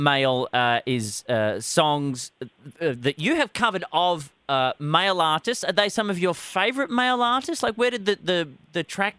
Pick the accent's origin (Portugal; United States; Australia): Australia; Perth, Western Australia; my hometown of Perth